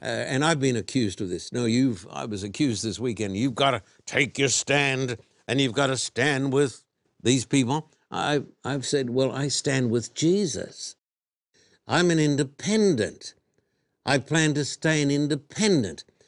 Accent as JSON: {"language": "English", "country": "Australia", "tie": "born or raised there", "moved": "yes", "said": "when I was a boy growing up in Australia"}